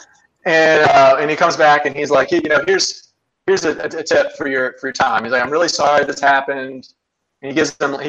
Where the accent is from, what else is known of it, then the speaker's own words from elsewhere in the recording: Ohio, United States; now in North Carolina, United States; I'm from Ohio originally, actually. I live in North Carolina